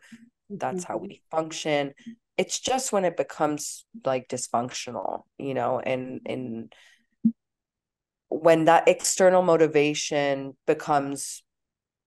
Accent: Los Angeles, California, United States; I grew up in LA, so I grew up around this culture

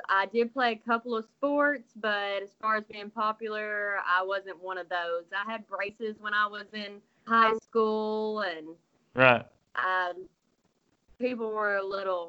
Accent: Kentucky, United States; Kentucky, there's a lot of farming around here, a lot of country people here. I'm from a small town.

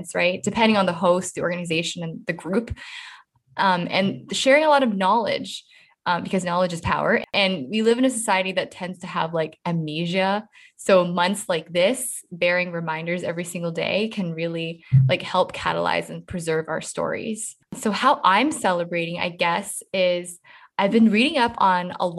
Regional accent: Canada; we grow up in like a multicultural mosaic

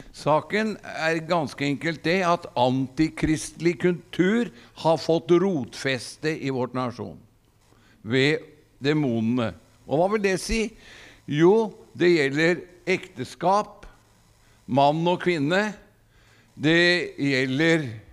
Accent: Gudbrandsdalen, Innlandet, Norway; moved away; jeg er jo gudbrandsdøl.

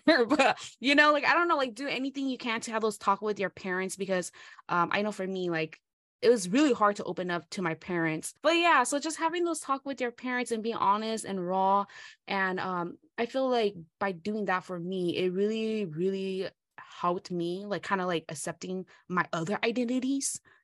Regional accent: United States; first language Hmong; English is a second language; I'm American

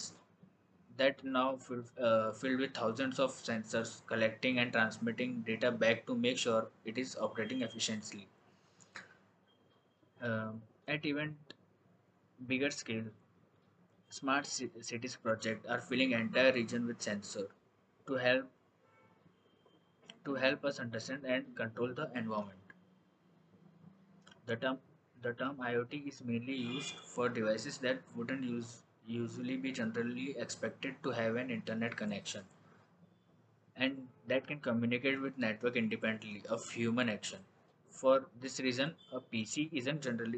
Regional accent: Ahmedabad, Gujarat, India; I am from Ahmedabad

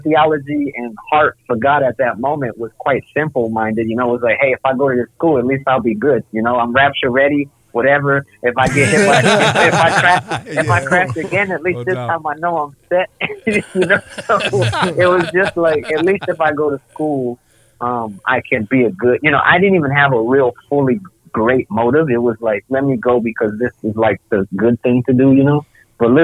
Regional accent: Rochester, New York, United States; moved away as an adult; also born or lived in Rhode Island / China; I'm from Rochester

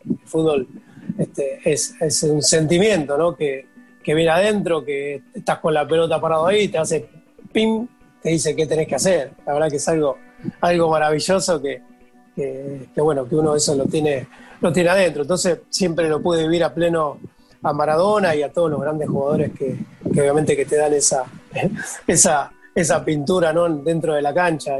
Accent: San Pedro, Buenos Aires Province, Argentina; Yo soy de San Pedro

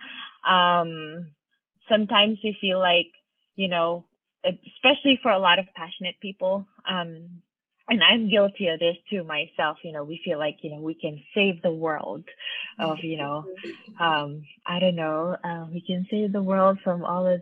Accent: Manila, Metro Manila, Philippines; moved away as an adult; now in United States; I grew up in Manila

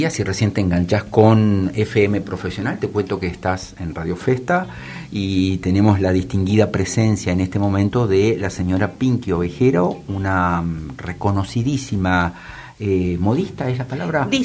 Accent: Salta, Argentina; Yo soy salteña.

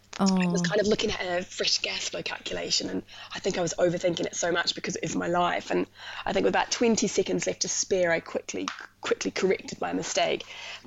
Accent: New Zealand; moved away as an adult; So originally from New Zealand, that's where I studied, that's where I grew up, and I went to uni like 2007, did all my nursing there, and then in kind of like 2015, it sounds really silly, I left the country because of a boy.

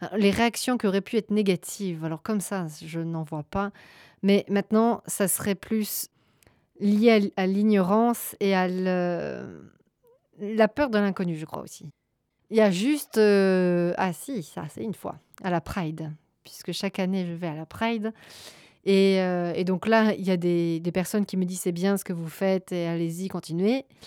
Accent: Gers, Occitania, France; moved away as an adult; also born or lived in Charente-Maritime; now in Belgium; je suis euh, originaire de la Charente-Maritime, puis j'ai grandi dans le Gers et euh, je suis arrivée en Belgique il y a à peu près 9 ans

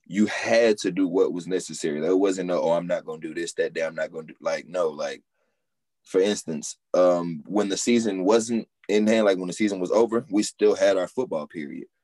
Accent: Houston, Texas, United States; I'm originally from Houston

